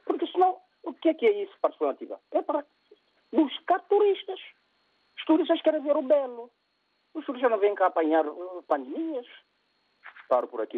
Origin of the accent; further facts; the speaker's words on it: São Tomé & Príncipe; eu sou de São Tomé